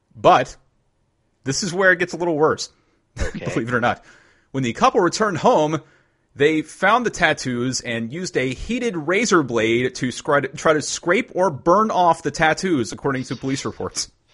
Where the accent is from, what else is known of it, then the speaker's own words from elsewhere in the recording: Lynchburg, Virginia, United States; moved away; a hashtag real parenting story from my hometown.